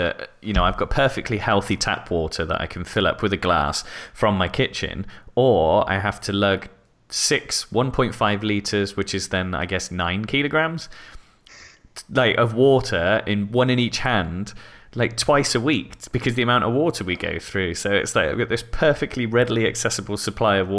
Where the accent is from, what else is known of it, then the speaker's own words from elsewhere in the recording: Swindon, South West England, United Kingdom; moved away as an adult; also born or lived in Netherlands / Frankfurt, Germany; now in Wiesbaden, Germany; I was living in my hometown in Swindon